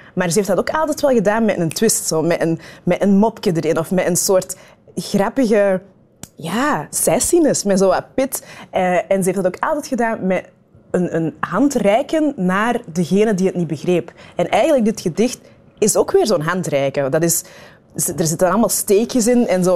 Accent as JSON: {"language": "Dutch", "area": "Kempen", "region": "Flanders", "country": "Belgium", "tie": "born or raised there", "also_born_or_lived": "Rwanda / Turnhout", "said": "En dan zijn wij verhuisd naar Turnhouten. dat is dan 15 kilometer verder van het dorpje waar ik ben opgegroeid"}